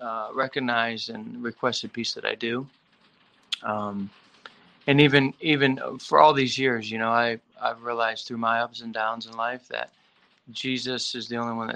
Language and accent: English; Perry, Michigan, United States; I grew up in Michigan, a little town called Perry between Lansing and Flint